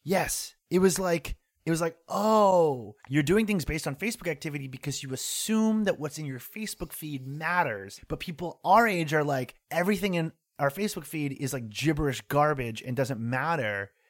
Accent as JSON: {"language": "English", "region": "North Shore of Massachusetts", "country": "United States", "tie": "born or raised there", "moved": "as an adult", "lives_now": "New York, United States", "said": "where I grew up in the North Shore of Massachusetts"}